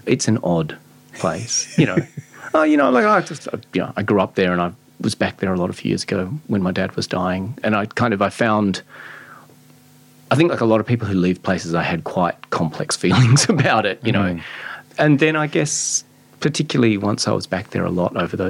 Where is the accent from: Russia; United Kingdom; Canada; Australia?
Australia; Adelaide, South Australia; I grew up in Glenelg, the sex crime capital of Australia.